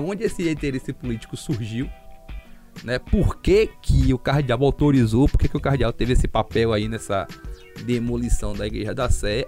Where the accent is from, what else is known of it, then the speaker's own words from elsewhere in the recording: Salvador, Bahia, Brazil; Aqui em Salvador a gente é soteropolitano